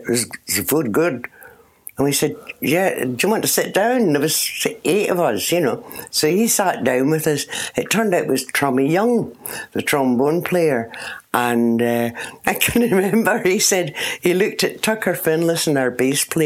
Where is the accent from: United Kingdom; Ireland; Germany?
United Kingdom; Port Glasgow, Scotland; moved away as an adult; also born or lived in London; in Scotland, on the west coast